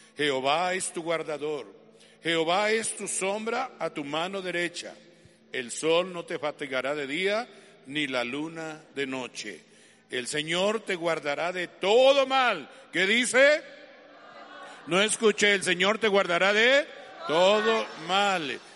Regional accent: Colombia; como colombiano que soy

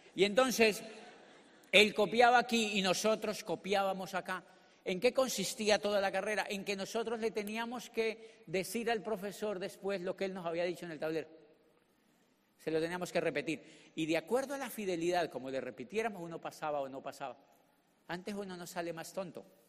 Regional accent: Colombia; born or raised there; moved away as an adult; also born or lived in Neiva, Colombia / Popayán, Colombia / Spain

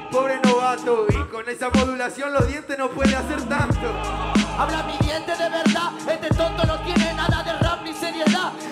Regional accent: Buenos Aires, Argentina; yo soy de Buenos Aires, donde hay buenos cypher

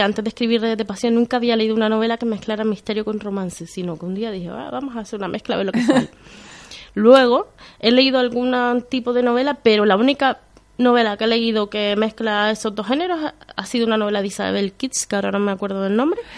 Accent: Canary Islands, Spain; also born or lived in Venezuela; Yo soy más canaria que el gofio

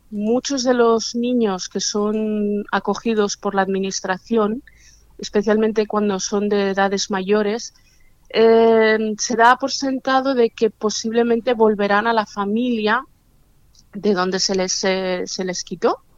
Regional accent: Barcelona, Catalonia, Spain; born there; pues si nací en Barcelona, ¿por qué no vuelvo a Barcelona a empezar otra vez a ver qué sucede?

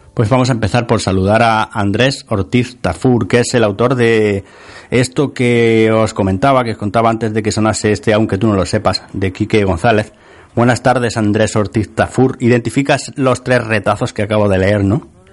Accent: Sierra de Segura, Andalusia, Spain; la Sierra de Segura, donde, de donde yo soy natal

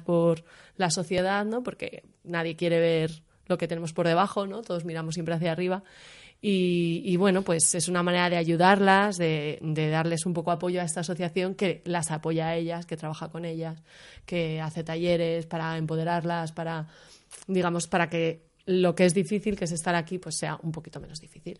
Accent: Madrid, Community of Madrid, Spain; moved away as an adult; now in Berlin, Germany; yo soy de Madrid

